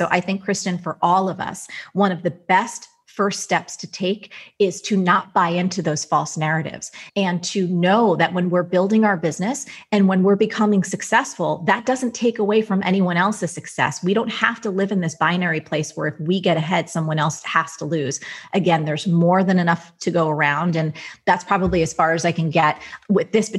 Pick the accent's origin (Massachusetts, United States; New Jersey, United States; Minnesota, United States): New Jersey, United States; I'm from Jersey